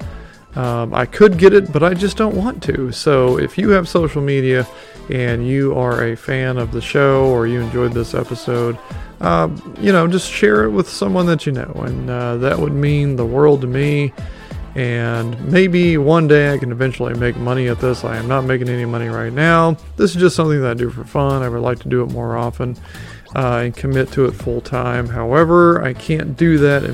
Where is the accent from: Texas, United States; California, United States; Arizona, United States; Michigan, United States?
Texas, United States; Ladonia; Ladonia. My hometown